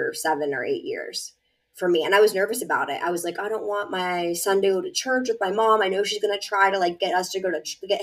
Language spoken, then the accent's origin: English; Pennsylvania, United States; moved away as an adult; also born or lived in Massachusetts; I'm from Pennsylvania.